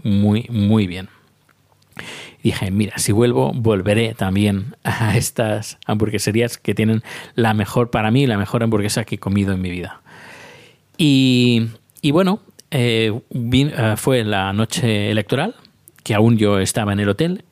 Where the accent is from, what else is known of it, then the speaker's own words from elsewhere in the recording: Spain; now in Sweden; soy un español que está viviendo en Suecia